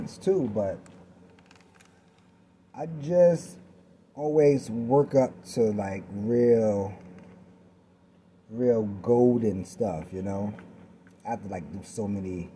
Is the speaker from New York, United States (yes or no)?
yes; New York City, New York, United States; moved away; I'm originally from New York City